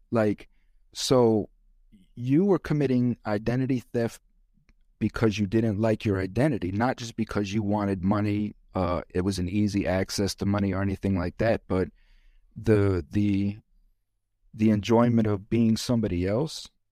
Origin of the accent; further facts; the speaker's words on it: Florida, United States; I'm from Florida, and this is how we roll in Florida